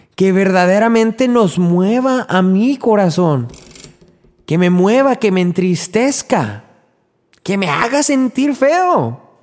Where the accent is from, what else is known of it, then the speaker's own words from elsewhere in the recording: Mexico; en mi, en mi país, en México